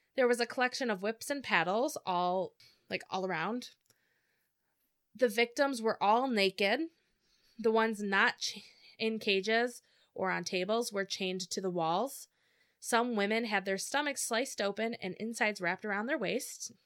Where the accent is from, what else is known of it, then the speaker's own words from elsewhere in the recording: Michigan, United States; We're from Michigan